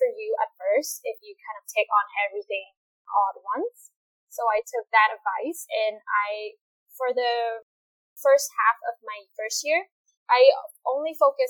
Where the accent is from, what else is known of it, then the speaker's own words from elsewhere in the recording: Vietnam; English is a second language; now in Saskatoon, Canada; I'm from Vietnam